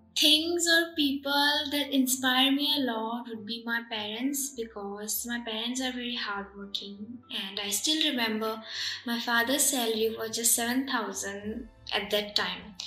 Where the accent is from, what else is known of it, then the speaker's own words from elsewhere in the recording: Assam, India; also born or lived in Tripura / Gujarat; I was born in Tripura and was raised in Assam and I also lived in Gujarat for 4 years